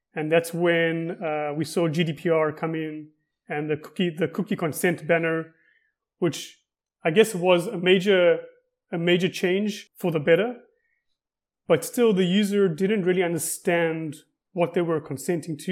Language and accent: English; Cape Town, Western Cape, South Africa; moved away as an adult; now in Israel; I'm originally from Cape Town, South Africa, and moved to Israel about twelve years ago